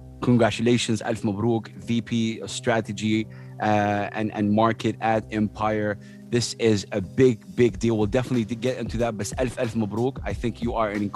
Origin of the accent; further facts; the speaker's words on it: Saudi Arabia; moved away; as a kid growing up in Saudi Arabia